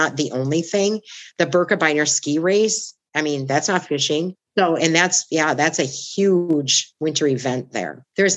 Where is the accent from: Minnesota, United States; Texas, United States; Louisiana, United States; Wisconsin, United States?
Wisconsin, United States; Oshkosh; also born or lived in Superior, Wisconsin / North Dakota / Bonita Springs, Florida; My hometown of Oshkosh